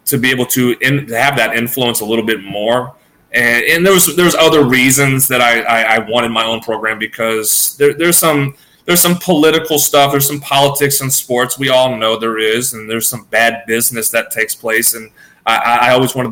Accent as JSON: {"language": "English", "region": "Louisiana", "country": "United States", "tie": "born or raised there", "said": "I grew up around some of the best ball players in the state of Louisiana"}